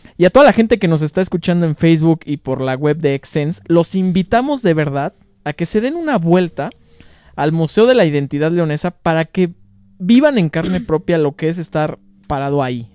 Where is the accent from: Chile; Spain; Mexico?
Mexico; León, Guanajuato; como leoneses